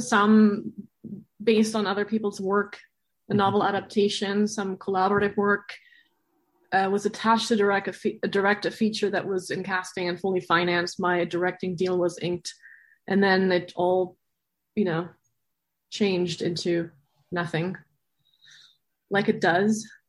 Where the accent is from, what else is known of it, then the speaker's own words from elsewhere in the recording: Berlin, Germany; moved away; I'm from Berlin originally.